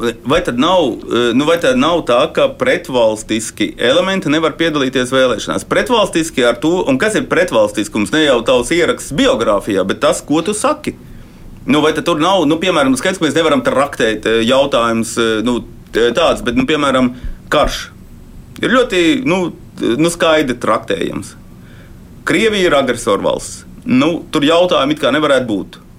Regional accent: Latvia; Mēs esam latvieši.

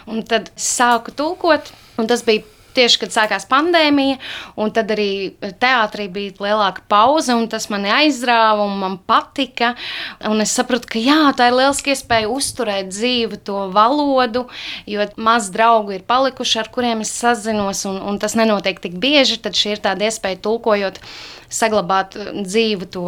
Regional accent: Cēsis, Vidzeme, Latvia; now in Liepāja, Latvia; Jā, esmu vidzemniece, bet nu jau jāsaka, jūtos kā kurzemniece.

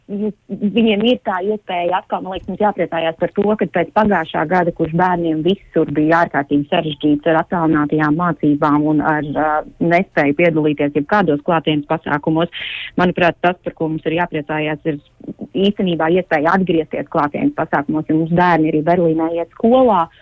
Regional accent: Latvia; protams, mūsu kaimiņi bija ārkārtīgi priecīgi zinot, ka mēs esam no Latvijas un darot šo informāciju zinām.

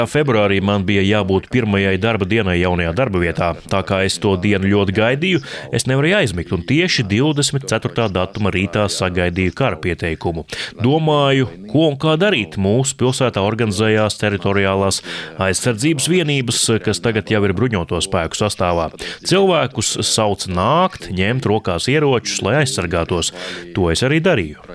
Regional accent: Chernihiv, Chernihiv Oblast, Ukraine; Es pieteicos brīvprātīgajos, jo pats esmu no Černihivas, vis tālāk ziemeļos esošās Ukrainas lielās pilsētas.

